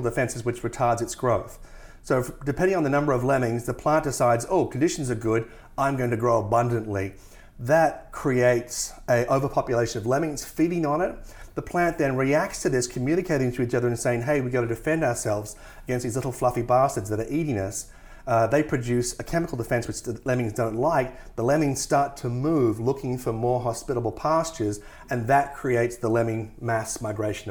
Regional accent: Tasmania, Australia; I come from Tasmania, which has the highest percentage of World Heritage listed forests in the world

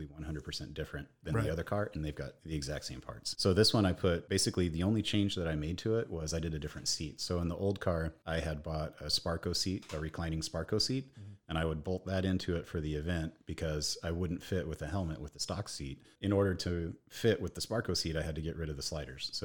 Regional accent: Kansas, United States; moved away; I grew up in the Midwest, so back that up. So I grew up in Kansas.

